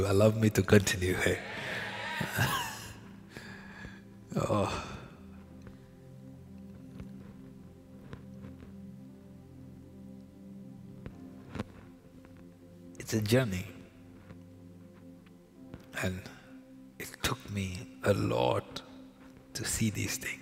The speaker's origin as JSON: {"language": "English", "country": "India", "tie": "born or raised there", "moved": "yes", "lives_now": "Canada", "said": "I was born in India, where we were used to going into the supermarket on the side of the road, the vegetable market with my father"}